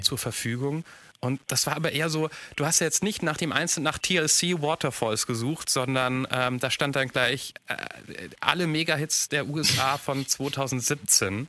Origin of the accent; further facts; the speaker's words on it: Mainz, Rhineland-Palatinate, Germany; ich bin in Mainz groß geworden